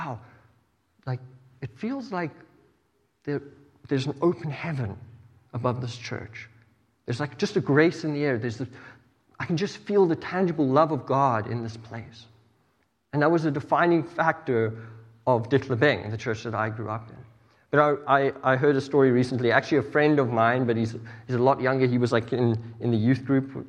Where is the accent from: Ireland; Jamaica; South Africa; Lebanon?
South Africa; moved away; I grew up in South Africa